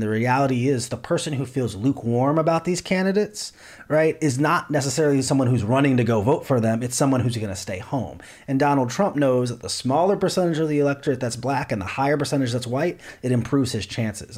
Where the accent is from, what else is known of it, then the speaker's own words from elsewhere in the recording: Cleveland, Ohio, United States; my hometown of Cleveland